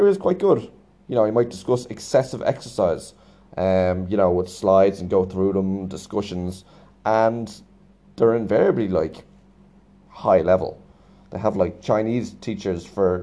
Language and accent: English; Ireland; I'm Irish